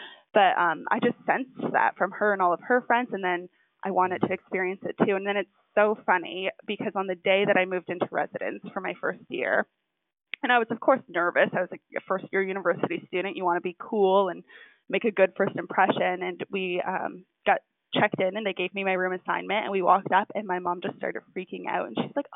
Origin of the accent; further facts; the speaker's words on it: New Brunswick, Canada; moved away; where I grew up in New Brunswick was like right next to the bridge.